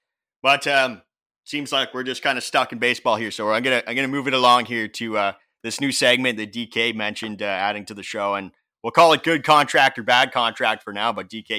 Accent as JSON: {"language": "English", "country": "Canada", "said": "I'm Canadian."}